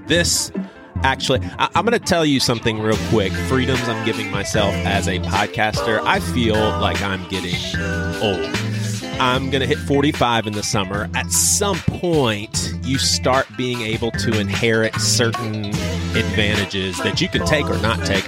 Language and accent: English; the South, United States; growing up in the South with black and white friends